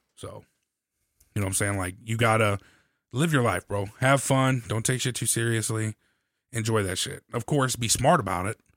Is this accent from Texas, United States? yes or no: no; St. Louis, Missouri, United States; I come from St. Louis